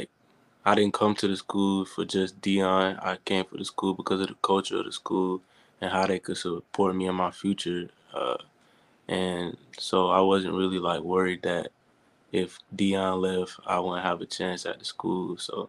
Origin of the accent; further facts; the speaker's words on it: Hattiesburg, Mississippi, United States; Yeah, I'm originally from Mississippi. I was born in Hattiesburg.